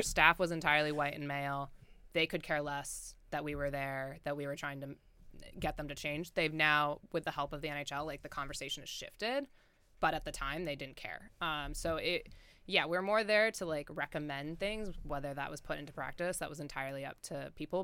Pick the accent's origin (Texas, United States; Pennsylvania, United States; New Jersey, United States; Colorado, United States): Colorado, United States; moved away as an adult; now in Athens, Ohio, United States; growing up in Colorado